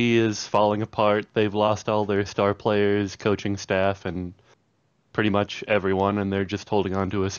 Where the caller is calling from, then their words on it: Fort Dodge, Iowa, United States; Little town called Fort Dodge.